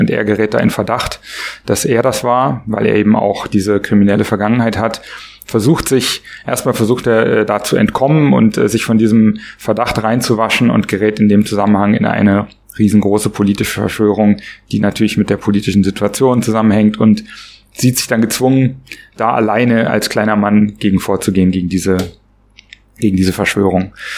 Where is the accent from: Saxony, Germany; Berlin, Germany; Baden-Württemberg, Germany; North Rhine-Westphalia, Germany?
Berlin, Germany; Ich komme aus Berlin, bin 44 Jahre alt